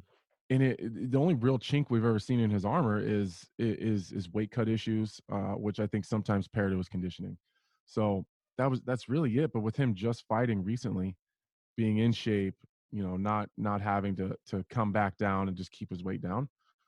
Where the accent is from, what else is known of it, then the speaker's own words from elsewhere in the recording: Nebraska, United States; I love it here. I love it here. People, I get the question all the time. Why do I still live here and then travel for my training camps?